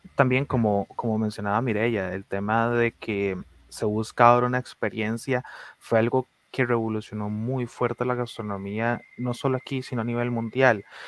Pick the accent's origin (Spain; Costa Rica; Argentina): Costa Rica; nuestra identidad cuál es, la costarricense